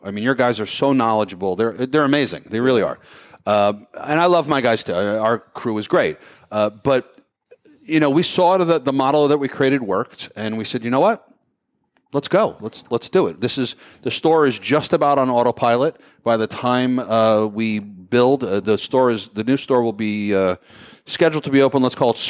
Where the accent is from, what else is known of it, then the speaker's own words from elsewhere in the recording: New Jersey, United States; We are all from New Jersey.